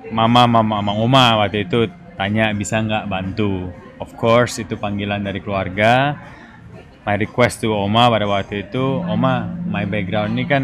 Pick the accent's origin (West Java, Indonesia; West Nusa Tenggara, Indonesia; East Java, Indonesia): East Java, Indonesia; dari kecil sudah lahirnya di Bon Cafe Gubeng.